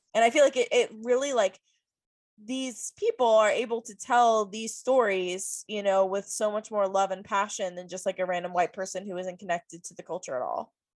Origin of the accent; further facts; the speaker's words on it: Virginia Beach, Virginia, United States; I grew up in Virginia Beach